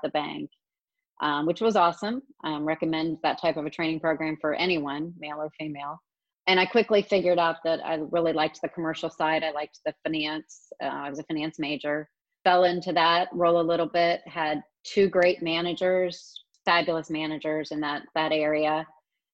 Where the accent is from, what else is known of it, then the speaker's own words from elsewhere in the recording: Springfield, Ohio, United States; also born or lived in Raleigh, North Carolina / Bowling Green, Ohio; I grew up in Springfield